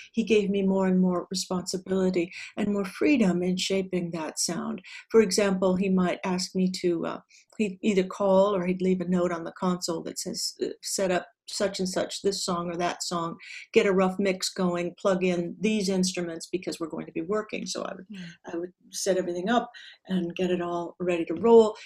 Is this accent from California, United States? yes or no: yes; Southern California, United States; also born or lived in Hollywood; was born and raised in Southern California, about 45 miles outside of Los Angeles